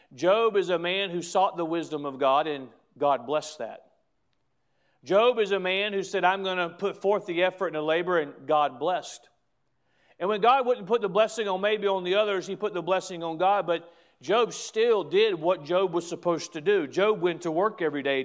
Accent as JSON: {"language": "English", "country": "United States", "said": "I'm proud to be an American."}